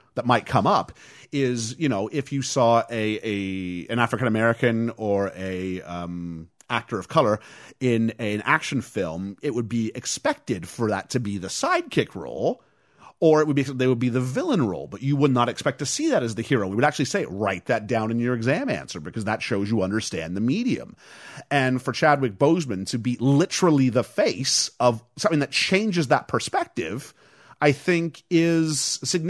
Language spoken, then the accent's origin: English; Canada; moved away; As a Canadian who is very limited French